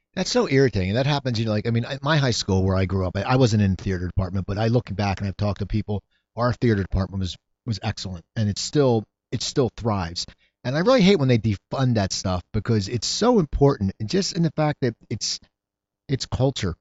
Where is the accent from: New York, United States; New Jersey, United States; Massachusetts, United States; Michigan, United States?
New Jersey, United States; now in Los Angeles, United States; as a kid growing up in New Jersey